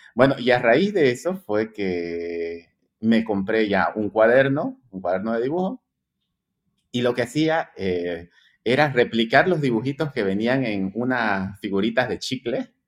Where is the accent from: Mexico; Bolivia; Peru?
Bolivia; Santa Cruz de la Sierra, Santa Cruz; Yo nací en Santa Cruz, sí, exactamente, aquí en Santa Cruz de la Sierra, Bolivia